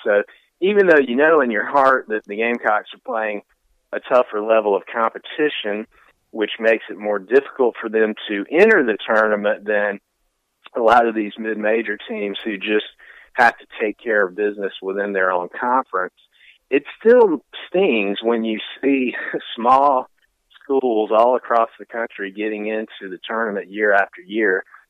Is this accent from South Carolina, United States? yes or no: yes; Greenville, South Carolina, United States; my hometown of Greenville, South Carolina.